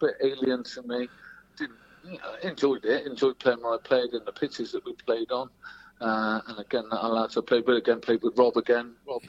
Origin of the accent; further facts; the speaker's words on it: Bristol, South West England, United Kingdom; also born or lived in Castleford, Yorkshire; born in Castleford, went to Bristol when I was about 2 or 3. My mum moved back down here with me and my sister.